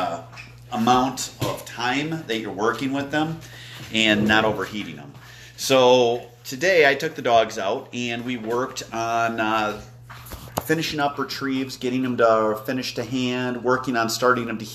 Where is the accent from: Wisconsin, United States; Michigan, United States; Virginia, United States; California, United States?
Wisconsin, United States; moved away; I'm from Wisconsin